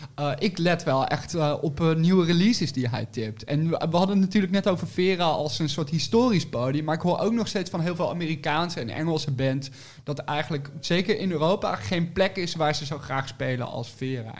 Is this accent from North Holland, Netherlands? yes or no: no; 's-Hertogenbosch, North Brabant, Netherlands; moved away; also born or lived in Nijmegen / Utrecht; ik kom uit Den Bosch oorspronkelijk en ik heb gestudeerd in Nijmegen.